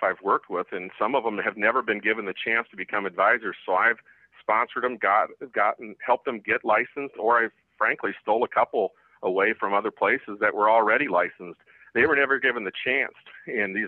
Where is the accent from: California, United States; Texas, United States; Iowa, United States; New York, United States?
Iowa, United States; Davenport; Davenport, Iowa